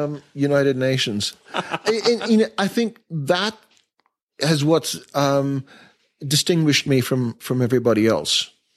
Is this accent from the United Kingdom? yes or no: no; India; also born or lived in Asia; I think that's a legacy of growing up in Asia and growing up in India and seeing it all and being very fortunate with my parents.